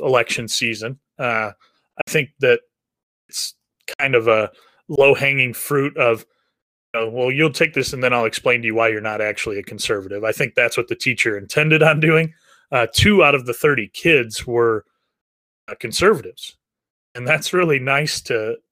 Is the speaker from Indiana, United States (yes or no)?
yes; Northeast Indiana, United States; I grew up in Northeast Indiana